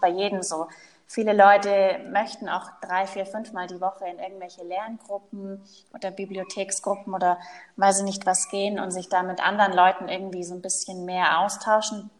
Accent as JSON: {"language": "German", "area": "Allgäu", "region": "Bavaria", "country": "Germany", "tie": "born or raised there", "also_born_or_lived": "Paris / Kempten", "moved": "as an adult", "lives_now": "Munich, Germany", "said": "Ich komme gebürtig aus dem Allgäu, ist ganz im Süden von Deutschland."}